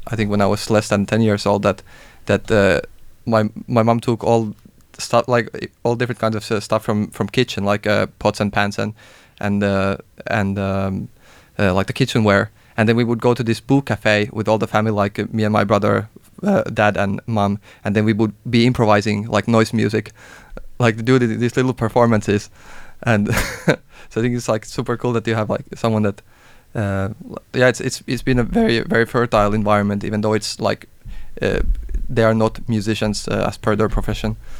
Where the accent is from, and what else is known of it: Finland; moved away as an adult; also born or lived in Denmark; now in Copenhagen, Denmark